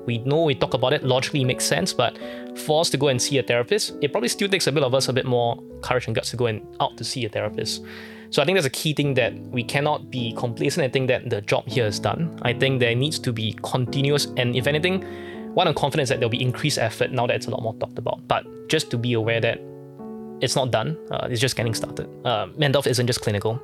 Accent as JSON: {"language": "English", "country": "Singapore", "tie": "born or raised there", "said": "born and raised in Singapore"}